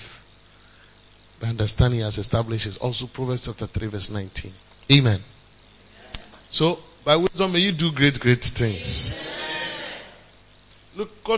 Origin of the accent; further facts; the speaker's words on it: Ghana; we are too Ghanaian.